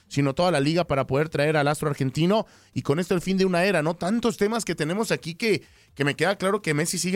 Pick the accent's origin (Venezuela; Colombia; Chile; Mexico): Mexico; Mexico City; como buen chilango con queso va las quesadillas